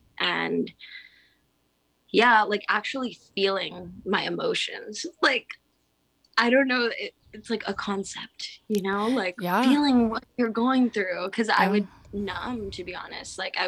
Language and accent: English; Philippines; I think that might have to do with like being Filipino, island energy, and like my dad moved back to the Philippines and we FaceTime and we have the same background.